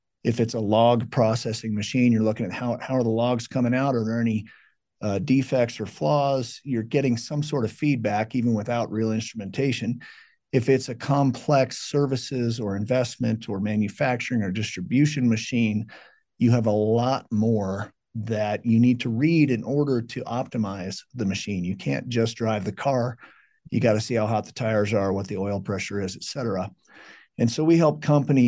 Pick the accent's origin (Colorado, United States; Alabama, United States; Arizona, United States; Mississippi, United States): Colorado, United States; also born or lived in California; I was born in California, but came out here when I was 2 years old, so I don't remember that, but been Colorado ever since